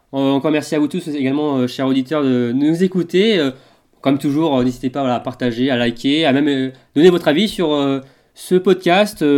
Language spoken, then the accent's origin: French; Brittany, France; moi je suis de Bretagne